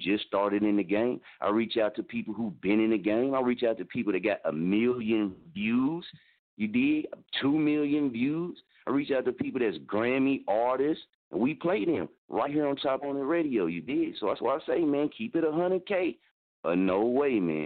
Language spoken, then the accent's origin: English; Muskogee, Oklahoma, United States; moved away; also born or lived in Wichita, Kansas; I'm from Muskogee, Oklahoma